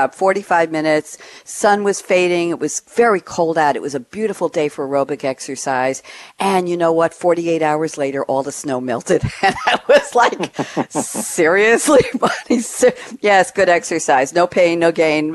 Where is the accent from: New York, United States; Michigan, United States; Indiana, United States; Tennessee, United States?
New York, United States; moved away as an adult; now in Durham, United States; I'm from New York. I just moved here 172 days ago.